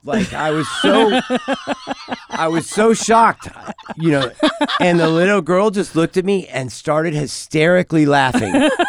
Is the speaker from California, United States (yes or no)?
no; Texas, United States; You know, I was from Texas, you know, being from mm-hmm. Texas.